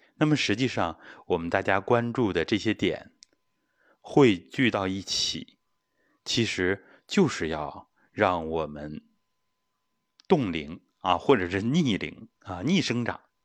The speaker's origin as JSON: {"language": "Chinese", "country": "China", "said": "我们中国人"}